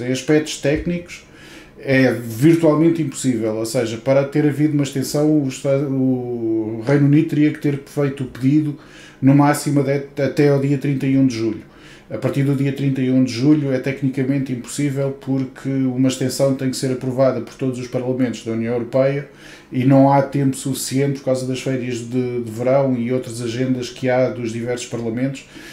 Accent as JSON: {"language": "Portuguese", "country": "Portugal", "moved": "yes", "lives_now": "United Kingdom", "said": "E eu sou português"}